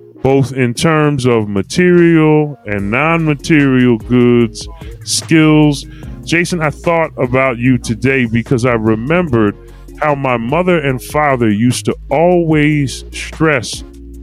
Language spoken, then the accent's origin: English; Philadelphia, Pennsylvania, United States; I'm born and raised in Philly. a Germantown section of Philadelphia.